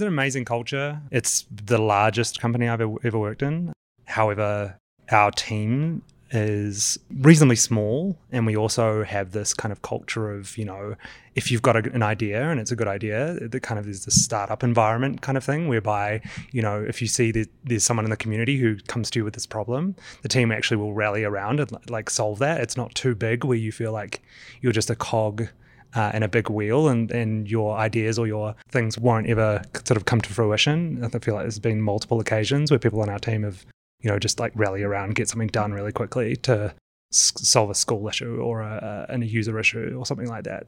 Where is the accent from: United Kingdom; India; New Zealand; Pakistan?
New Zealand; now in Austin, United States; I'm from New Zealand. You might tell I've got a funny accent, but I am based out of Austin, Texas